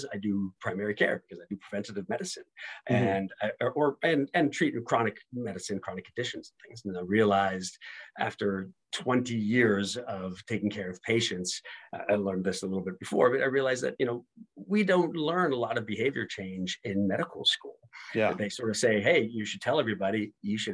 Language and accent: English; Pittsburgh, Pennsylvania, United States; moved away as an adult; also born or lived in Michigan / Ohio; now in Washington, D.C., United States; I'm originally from Pittsburgh, Pennsylvania.